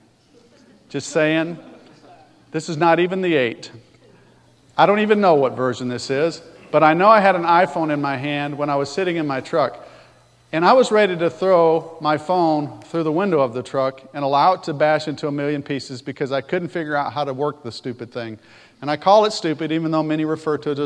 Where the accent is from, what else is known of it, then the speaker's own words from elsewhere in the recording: Alabama, United States; I talk funny. Because I sound like I do and I'm from Alabama